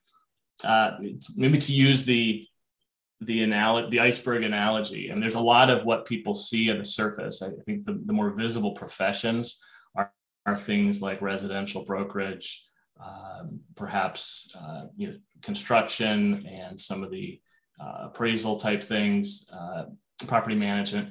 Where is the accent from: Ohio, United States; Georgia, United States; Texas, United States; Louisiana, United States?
Ohio, United States; moved away as an adult; also born or lived in Los Angeles, California / East Coast; now in Minnesota, United States; I grew up in Ohio